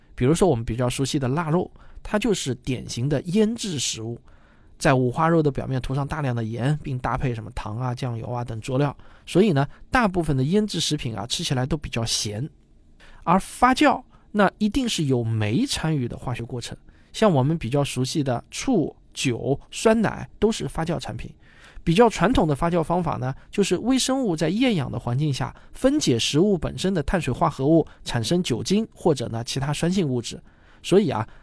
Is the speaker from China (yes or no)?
yes; southern China, China; 因为我是南方人嘛